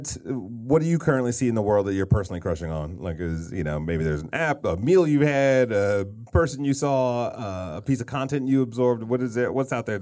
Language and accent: English; Detroit, Michigan, United States; So I grew up in Detroit